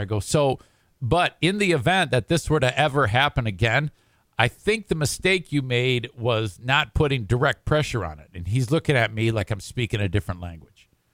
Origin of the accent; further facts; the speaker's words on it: Detroit, Michigan, United States; moved away; also born or lived in Oak Park, Michigan; right near Detroit, right near where I grew up